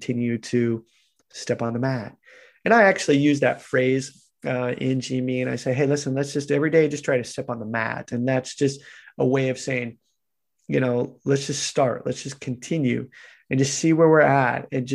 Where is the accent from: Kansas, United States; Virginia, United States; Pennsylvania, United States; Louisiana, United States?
Kansas, United States; moved away; also born or lived in Japan; I'm this guy from Kansas